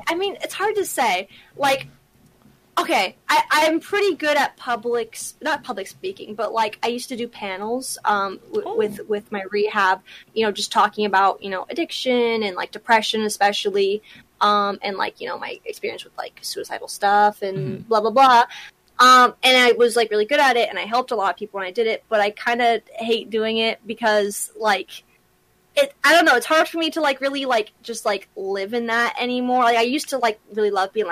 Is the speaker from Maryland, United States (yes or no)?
no; Southern California, United States; I grew up in Southern California